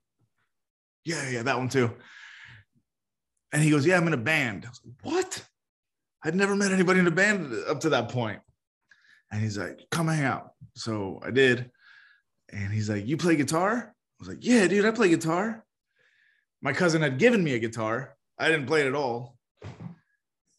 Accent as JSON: {"language": "English", "town": "Miami", "region": "Florida", "country": "United States", "tie": "born or raised there", "also_born_or_lived": "San Francisco", "moved": "yes", "said": "I grew up in Miami."}